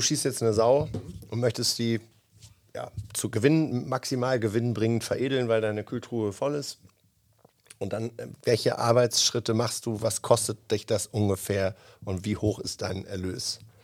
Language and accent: German; Northern Germany, Germany; da, wo ich herkomme